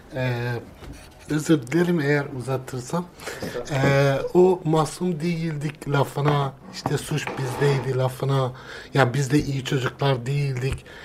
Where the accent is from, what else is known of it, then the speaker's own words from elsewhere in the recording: Kurdistan, Turkey; ben de e, Kürdüm, orada yaşadım, doğdum, büyüdüm.